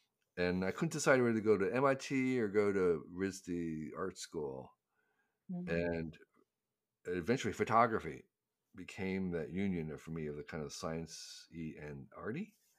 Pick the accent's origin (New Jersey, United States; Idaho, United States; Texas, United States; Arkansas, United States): New Jersey, United States; because I was growing up in Northern Jersey in the 50s and 60s. It was incredibly parochial. It was like just very, very small town-ish thinking and horizons.